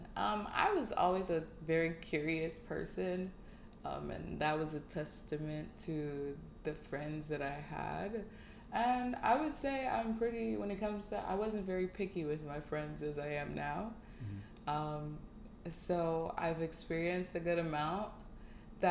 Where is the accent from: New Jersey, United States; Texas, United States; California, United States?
New Jersey, United States; moved away as an adult; now in Houston, United States; I am from New Jersey. Born Nigerian American, family came here a few months shy of me being born from Nigeria, but I was born and raised in New Jersey